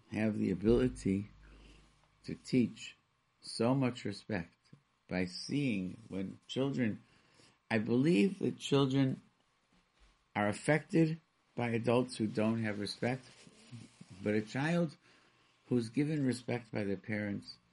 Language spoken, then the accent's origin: English; Rochester, New York, United States; I grew up in Rochester, New York